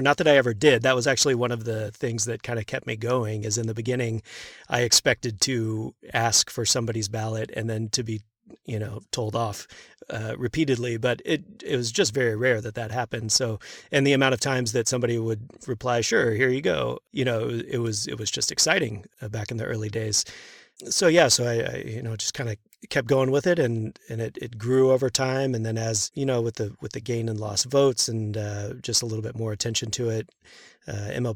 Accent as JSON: {"language": "English", "town": "Houston", "region": "Texas", "country": "United States", "tie": "born or raised there", "said": "I grew up in Houston"}